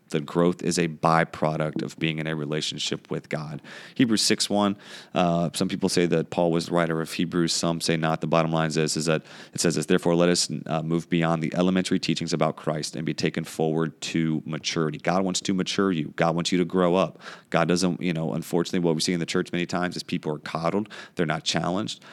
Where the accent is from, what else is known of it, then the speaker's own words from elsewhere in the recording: United States; growing up in the United States